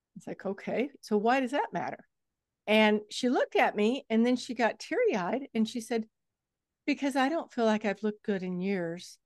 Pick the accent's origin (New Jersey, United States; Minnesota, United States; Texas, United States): Texas, United States; I come from Texas. Texas is flat as a board